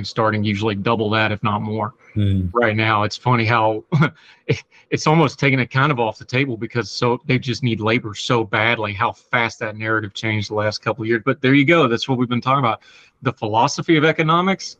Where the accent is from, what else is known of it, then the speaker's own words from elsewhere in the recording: Appalachia, United States; accent: hillbilly; my hillbilly accent.